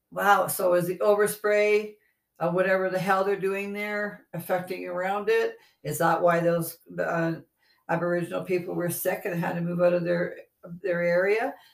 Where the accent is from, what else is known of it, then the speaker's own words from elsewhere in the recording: Canada; We're from Canada